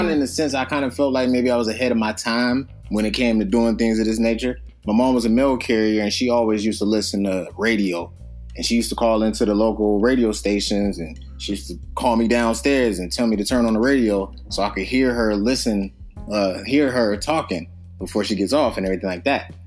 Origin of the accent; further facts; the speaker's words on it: Youngstown, Ohio, United States; moved away as an adult; also born or lived in Maryland / San Bernardino, California / San Diego, California; I'm originally from Youngstown, Ohio, small city